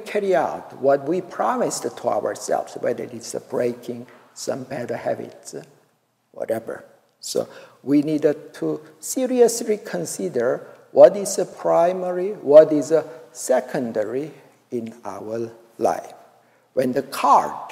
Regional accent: Daegu, South Korea; moved away; also born or lived in Seoul; I and my old brother drove to my hometown, Daegu City.

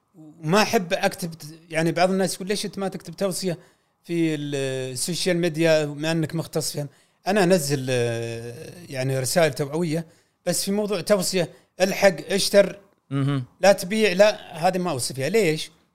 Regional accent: Saudi Arabia; عندنا في السعوديه

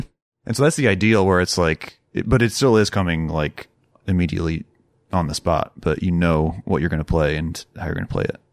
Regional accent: Rochester, Minnesota, United States; moved away as an adult; now in Iowa City, United States; I was born in Iowa City, um, okay. and then grew up in Rochester, Minnesota

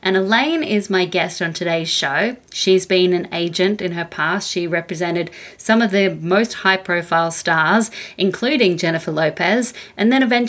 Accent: Australia; From Australia.

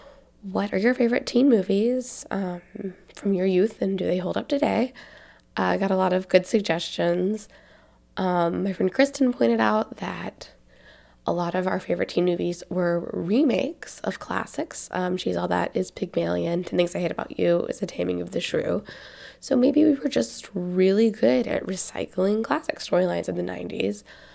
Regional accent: the South, United States; accent: Southern; You'll hear me talk about whether or not being around my Tennessee kinfolk was making my Southern accent stronger

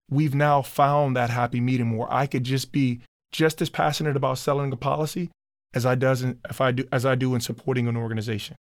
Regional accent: Chicago, Illinois, United States; moved away as an adult; now in Minneapolis, United States; Me growing up in Chicago where I grew up

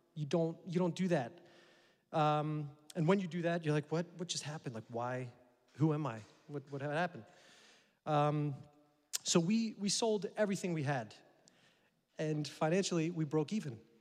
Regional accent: United States; I'm American

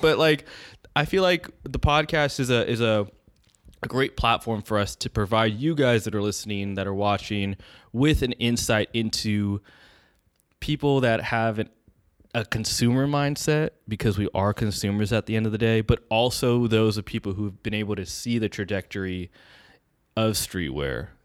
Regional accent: Bay Area, California, United States; We born and raised in the Bay Area.

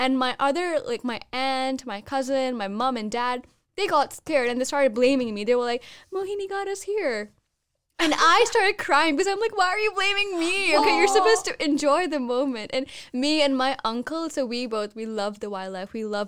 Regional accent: Thailand; so I grew up, I didn't grow up in India, so I grew up in Thailand

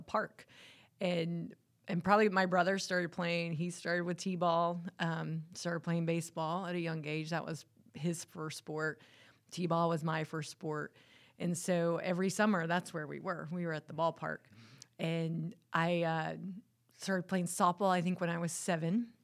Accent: Winnebago, North Carolina, United States; also born or lived in Michigan; most of my life was spent, uh, uh, growing up in Winnebago, uh, in the house actually that my grandfather built

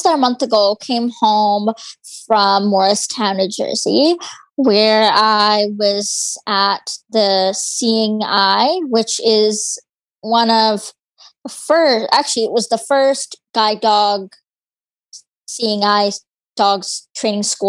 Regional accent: Aldergrove, British Columbia, Canada; I am from Aldergrove, British Columbia. It's a small town, part of the Fraser Valley.

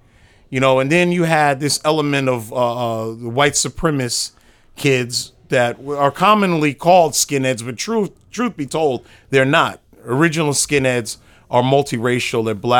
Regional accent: New York City, New York, United States; I'm from Brooklyn, New York.

